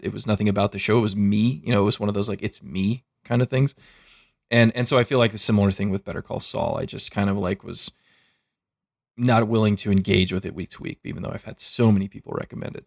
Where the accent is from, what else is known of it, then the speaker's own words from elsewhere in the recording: United States; I'm an American